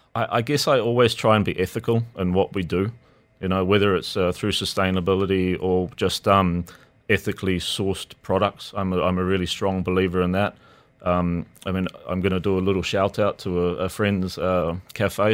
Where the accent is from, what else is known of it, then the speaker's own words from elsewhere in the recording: New Zealand; moved away as an adult; now in Dubai, United Arab Emirates; growing up in New Zealand, you're quite limited with the options, especially when we were kids